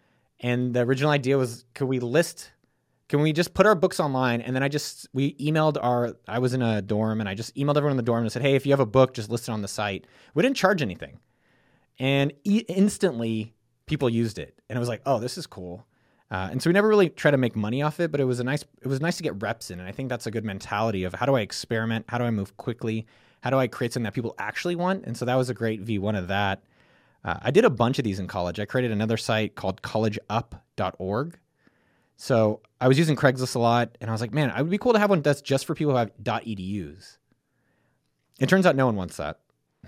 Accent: California, United States; I grew up in Silicon Valley, you know, around a lot of it, you know, 2 miles from Apple campus.

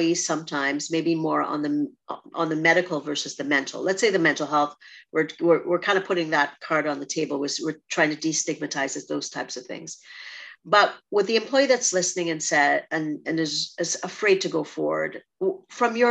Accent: Trinidad & Tobago; moved away; I'm from Trinidad or, you know, growing up in a rural spot

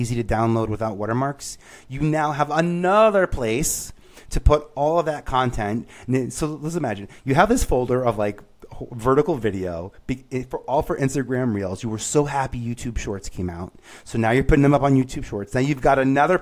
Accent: New York City, New York, United States; moved away; I grew up in Staten Island

